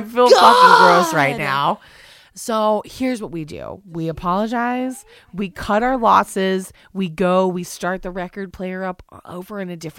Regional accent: North Carolina, United States; We're both from the South. She's from Texas. I'm from North Carolina.

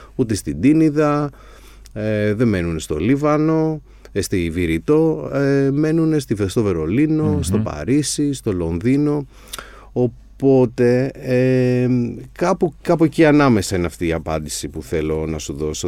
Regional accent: Agioi Anargyroi, Attica, Greece; είμαι από τους Αγίους Αναργύρους και αγαπάω την, την περιοχή μου την Ανάκασα

